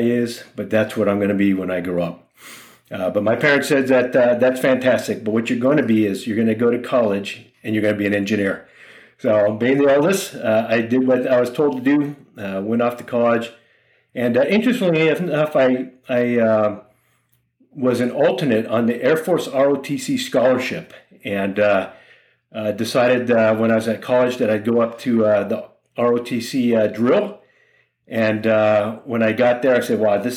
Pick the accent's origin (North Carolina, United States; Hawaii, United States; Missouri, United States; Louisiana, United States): Hawaii, United States; Honolulu; moved away; I'm from Honolulu, Hawaii, born and raised there